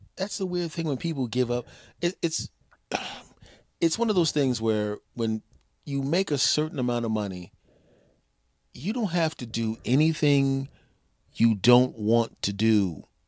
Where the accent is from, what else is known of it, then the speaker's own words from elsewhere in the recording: Philadelphia, Pennsylvania, United States; moved away; I grew up in Philly